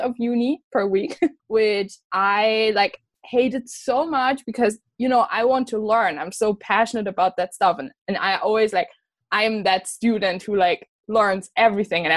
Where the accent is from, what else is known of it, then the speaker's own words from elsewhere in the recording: Germany; moved away as an adult; now in Scotland, United Kingdom; I'm from Germany, from a like small town in Germany. And I'm studying abroad in Scotland.